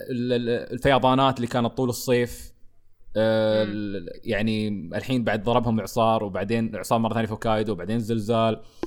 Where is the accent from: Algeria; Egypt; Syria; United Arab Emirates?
United Arab Emirates; عندنا تحديدا عندنا في الامارات